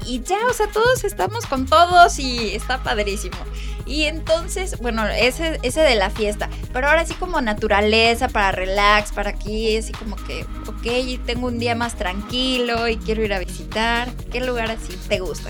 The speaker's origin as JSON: {"language": "Spanish", "country": "Mexico", "said": "nosotros como mexicanos"}